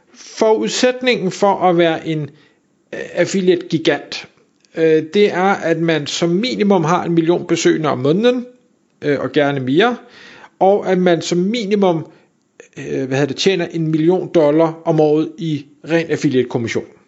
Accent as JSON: {"language": "Danish", "country": "Denmark", "said": "vi som danskere, og her der inkluderer mig selv"}